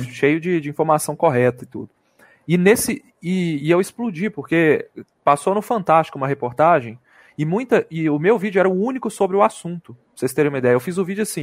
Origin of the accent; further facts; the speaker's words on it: Belo Horizonte, Minas Gerais, Brazil; Sou de BH